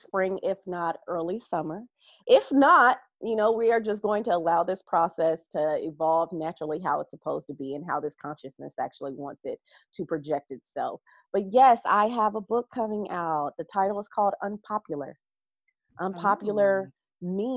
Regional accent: Ohio, United States; I'm from Ohio, so everything is a farm state and farm town that I actually come from

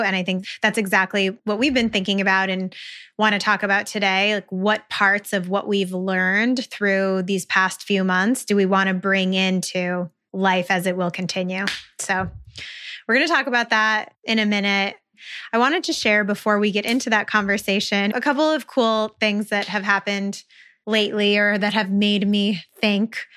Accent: Western New York, United States; moved away; I'm originally from Western New York

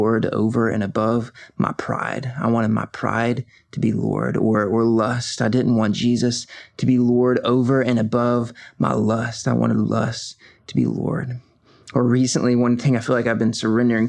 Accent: Covington, Georgia, United States; I was born and raised here in Covington, Georgia, and really have been in Georgia most of my life

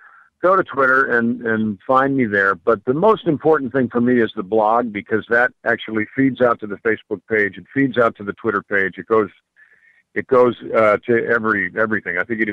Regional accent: Mount Kisco, New York, United States; I'm a New Yorker. I'm a New Yorker myself.

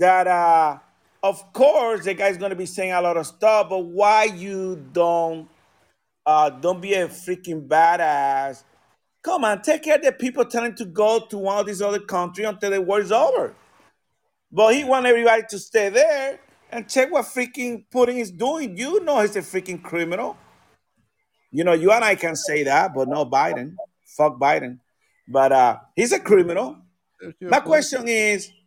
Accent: United States; I'm a freaking American.

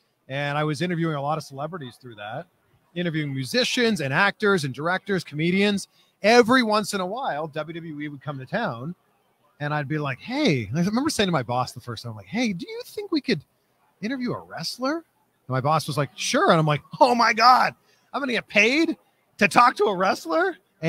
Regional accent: Toronto, Ontario, Canada; also born or lived in Florida; now in California, United States; I'm originally from Toronto, and I've been in California now for about a year.

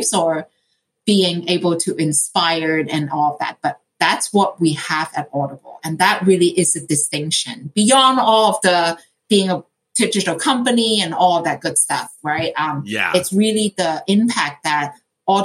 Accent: Hong Kong; moved away; I grew up in Hong Kong

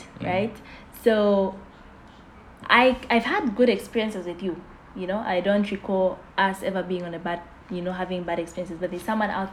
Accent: Zambia; I'm from Zambia

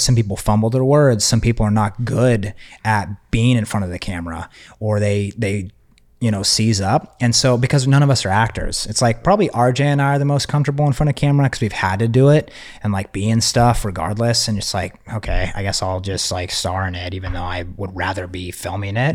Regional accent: Texas, United States; I'm from Texas

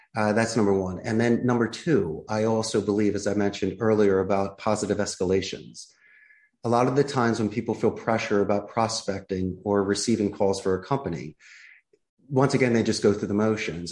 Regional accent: Philadelphia, Pennsylvania, United States; moved away as an adult; now in Costa Rica; I'm originally from Philadelphia, and at 27 years old, I threw my hat in the ring and took a risk and moved abroad and started my life here in Costa Rica

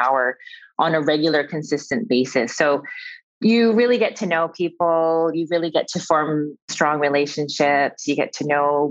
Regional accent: Canada; I am Canadian

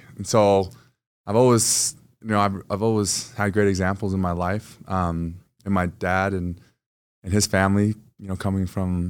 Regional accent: New Jersey, United States; born there; So he was drafted to the Philadelphia Eagles. And so I was born in Jersey.

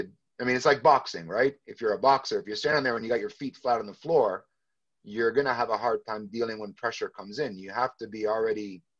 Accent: Canada; I'm from Canada, so a big city called Toronto.

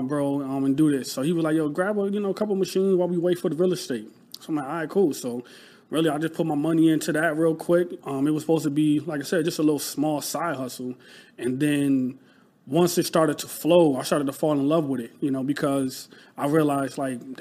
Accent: Rochester, New York, United States; moved away as an adult; now in Philadelphia, United States; I'm from Rochester, New York. So upstate New York, like a small city

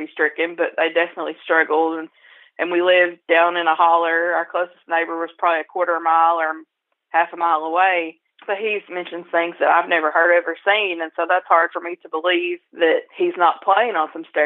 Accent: Appalachia, United States; my experiences as an Appalachian. I mean, I grew up wanting to leave

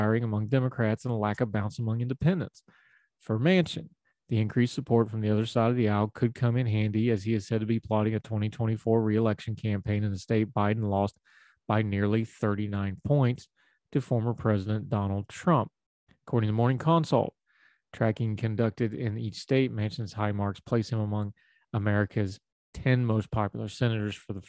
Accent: West Virginia, United States; my home state

